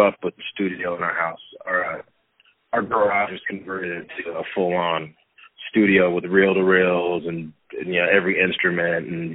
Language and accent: English; Port Angeles, Washington, United States; my hometown of Port Angeles